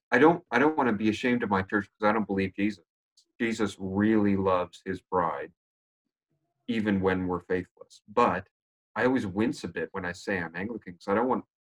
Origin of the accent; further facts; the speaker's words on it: United States; moved away; also born or lived in Canada / Great Britain; I'm born American, lived in Canada for ten years, spent many years in Great Britain